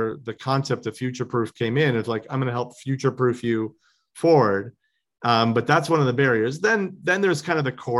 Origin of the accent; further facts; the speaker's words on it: Chicago, Illinois, United States; now in Los Angeles, United States; I grew up in Chicago